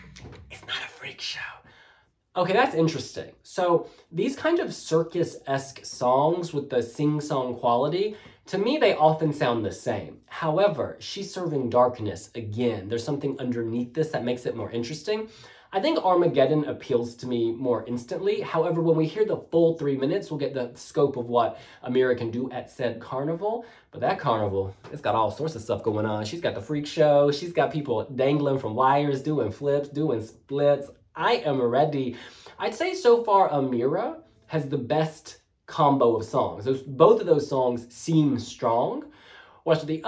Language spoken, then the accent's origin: English; United States; as an American